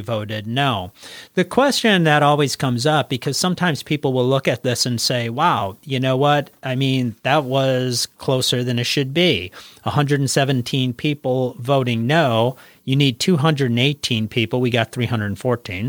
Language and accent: English; Wisconsin, United States; we are from Wisconsin